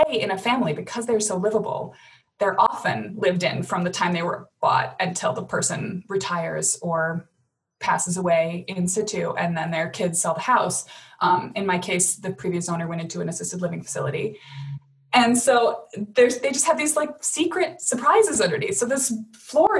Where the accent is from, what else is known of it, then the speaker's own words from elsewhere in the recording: Madison, Wisconsin, United States; also born or lived in Chicago; I was going to move back to my family hometown, Madison.